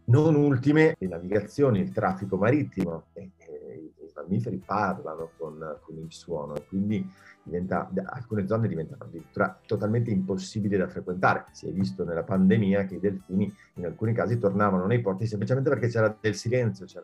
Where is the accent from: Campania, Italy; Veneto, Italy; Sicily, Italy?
Veneto, Italy; Bassano del Grappa; sono nato a, vicino a Bassano del Grappa